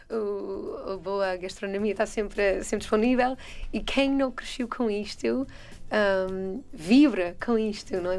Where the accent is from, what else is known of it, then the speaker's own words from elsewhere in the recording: United States; Portuguese is a second language; moved away as an adult; now in Portugal; sou americana